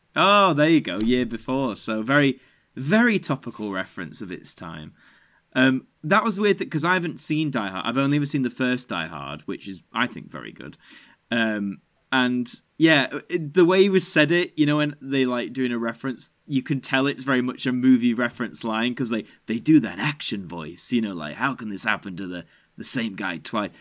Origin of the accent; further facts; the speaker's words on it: Yorkshire and the Humber, United Kingdom; being a Yorkshireman